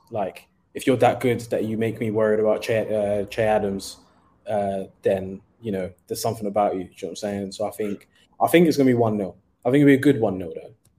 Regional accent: Nigeria; being a Nigerian

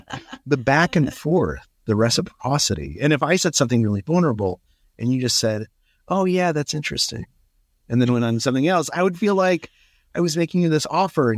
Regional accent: Albuquerque, New Mexico, United States; So I grew up in Albuquerque.

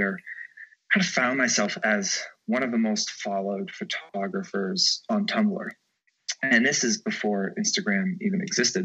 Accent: Georgia, United States; now in New York City, United States; I'm from Georgia

